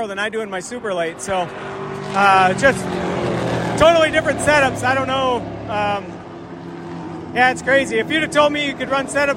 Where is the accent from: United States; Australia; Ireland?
United States; Wisconsin; growing up in Wisconsin